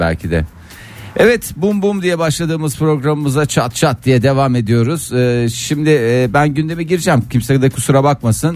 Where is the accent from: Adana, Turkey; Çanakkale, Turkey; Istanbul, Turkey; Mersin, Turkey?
Adana, Turkey; Ben Adanalıyım